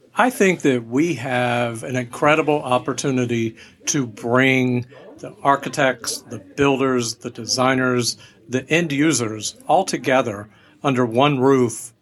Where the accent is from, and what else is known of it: Ormond Beach, Florida, United States; moved away; also born or lived in Atlanta